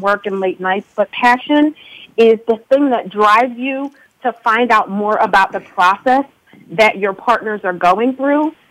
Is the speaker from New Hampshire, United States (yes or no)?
no; Philadelphia, Pennsylvania, United States; also born or lived in Upper Dublin, Pennsylvania; I'm calling from Pennsylvania right now. I'm in Upper Dublin, but I was born and raised in Philadelphia